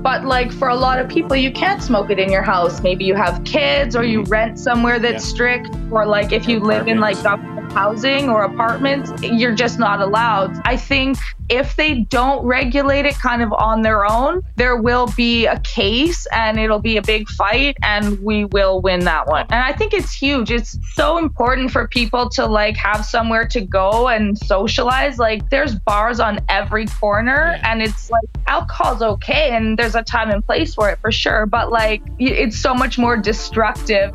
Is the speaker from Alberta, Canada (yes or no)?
yes; Edmonton, Alberta, Canada; moved away as an adult; now in Toronto, Canada; I do live in Toronto. I am originally from Edmonton